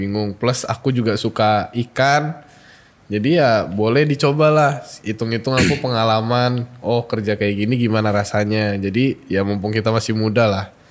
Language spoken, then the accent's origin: Indonesian; Bogor, West Java, Indonesia; moved away as an adult; now in Yogyakarta, Indonesia; aku kan dari Bogor